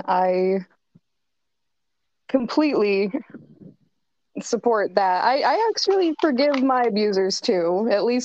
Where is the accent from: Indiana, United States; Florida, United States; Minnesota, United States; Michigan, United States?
Michigan, United States; Brooklyn; moved away as an adult; also born or lived in Flint, Michigan; we moved to Brooklyn, Michigan. So okay. I was raised there until I was about 17.